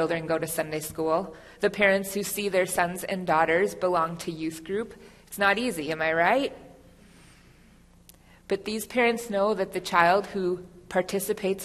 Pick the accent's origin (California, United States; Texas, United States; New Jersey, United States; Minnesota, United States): Minnesota, United States; now in Lincoln, United States; I'm originally from Minnesota.